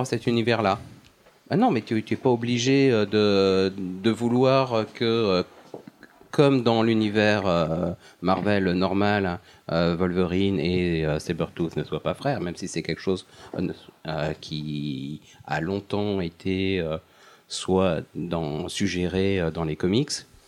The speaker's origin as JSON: {"language": "French", "country": "France", "said": "chez nous en France"}